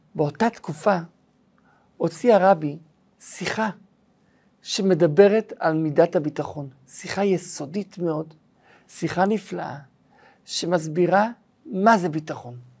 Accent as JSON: {"language": "Hebrew", "country": "Israel", "tie": "born or raised there", "said": "כשהייתי ילד בן שלוש, הזיכרון אולי הראשון שלי, זה הזיכרון של מלחמת המפרץ. זה הזיכרון הראשון שלי בחיי, את המסכות של הילדים, את הנסיעה בזמן המלחמה, מלחמת המפרץ שהייתה פה בארץ ישראל"}